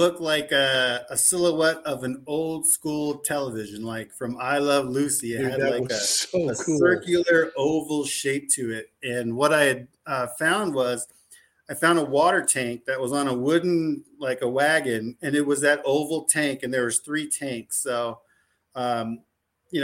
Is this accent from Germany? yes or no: yes; Germany; born there; we're a military family, and we just happened to be over there, and I was born in Germany, and I got a little Oma that, you know, I had a real strong accent growing up, and so we're German.